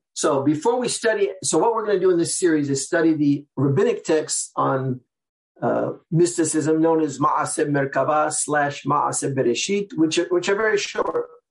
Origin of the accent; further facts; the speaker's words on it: Seattle, Washington, United States; now in New York, United States; I'm from the Sephardic community in Seattle.